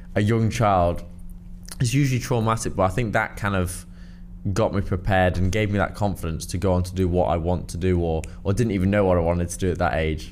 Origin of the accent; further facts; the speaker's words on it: Cheshire, North West England, United Kingdom; I'm from Cheshire, so it was a very small primary school